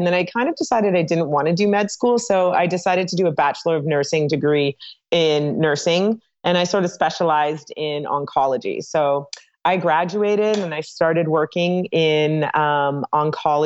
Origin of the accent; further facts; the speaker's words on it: Toronto, Ontario, Canada; moved away as an adult; now in Atlanta, United States; From Toronto, Canada, moved here about 9 years ago